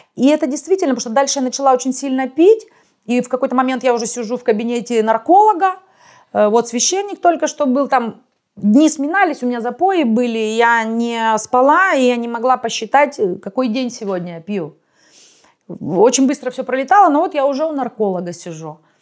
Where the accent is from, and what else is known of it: Russia; moved away as an adult